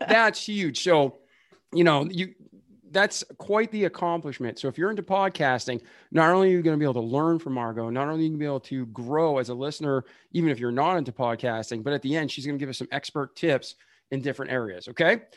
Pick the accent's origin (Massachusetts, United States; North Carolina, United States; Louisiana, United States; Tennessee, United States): Massachusetts, United States; Boston; I'm from Boston